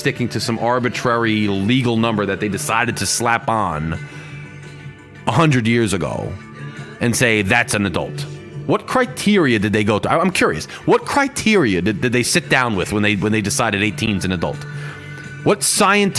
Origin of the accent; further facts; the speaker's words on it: United States; growing up in America